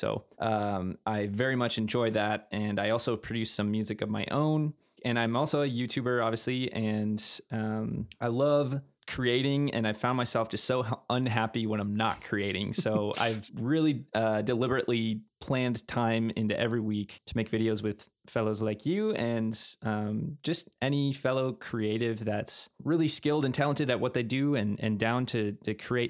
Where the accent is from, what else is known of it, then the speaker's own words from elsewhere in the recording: Green Bay, Wisconsin, United States; now in Minneapolis, United States; I am from Green Bay, Wisconsin, originally.